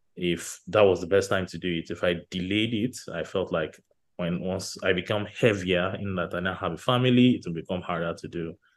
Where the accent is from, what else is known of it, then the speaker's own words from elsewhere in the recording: Nigeria; growing up in Nigeria